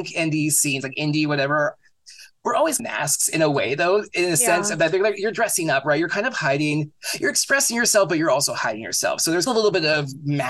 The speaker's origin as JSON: {"language": "English", "area": "South Bay area", "region": "California", "country": "United States", "tie": "born or raised there", "also_born_or_lived": "Santa Cruz", "said": "I grew up in the South Bay area"}